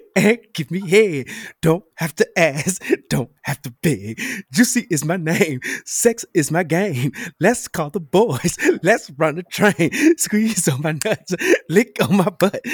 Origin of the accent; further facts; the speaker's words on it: Memphis, Tennessee, United States; my hometown of Memphis, Tennessee